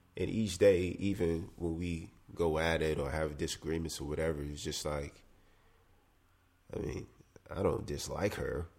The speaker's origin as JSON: {"language": "English", "region": "South Carolina", "country": "United States", "said": "I come from South Carolina"}